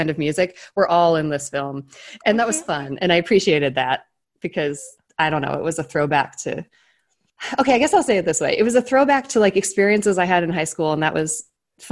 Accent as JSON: {"language": "English", "town": "Cleveland", "region": "Ohio", "country": "United States", "tie": "born or raised there", "moved": "yes", "said": "I grew up in Cleveland."}